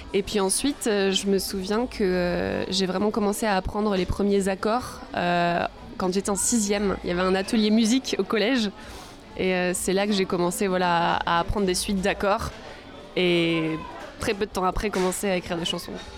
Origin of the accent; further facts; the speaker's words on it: Arcachon Bay, Nouvelle-Aquitaine, France; J'ai grandi euh, sur le bassin